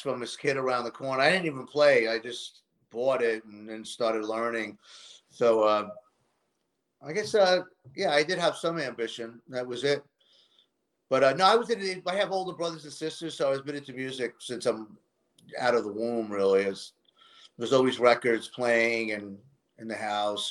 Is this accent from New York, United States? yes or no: yes; New York City, New York, United States; I grew up in Queens